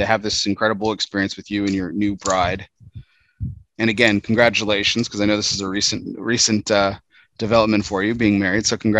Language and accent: English; El Paso, Texas, United States; first language English; I grew up in El Paso, Texas, and so that was very much Spanish speaking. And I grew up in an English speaking household, but Spanish is definitely a part of, you know, my community and stuff.